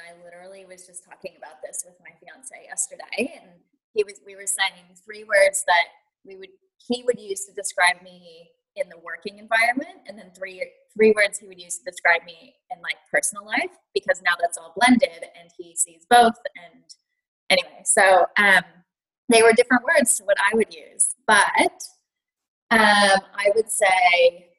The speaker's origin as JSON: {"language": "English", "country": "United States", "moved": "as an adult", "lives_now": "Melbourne, Australia", "said": "So I am American, obviously, with this accent, although I will say Americans think I sound Australian, so I tend to tell people I'm hovering over the Pacific. But about 10 years ago, I moved to Melbourne as a teacher"}